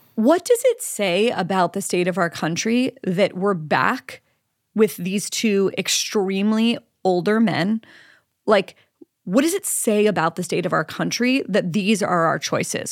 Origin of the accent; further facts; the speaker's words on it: Pennsylvania, United States; Pennsylvania, my home state